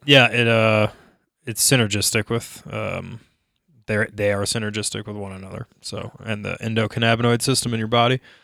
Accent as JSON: {"language": "English", "region": "Minnesota", "country": "United States", "tie": "born or raised there", "moved": "yes", "lives_now": "Denver, United States", "said": "growing up in Minnesota"}